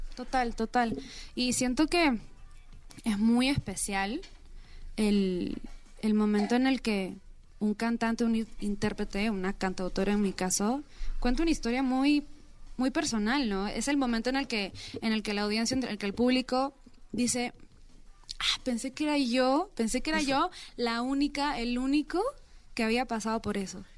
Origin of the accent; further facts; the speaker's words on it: Peru; moved away; soy peruana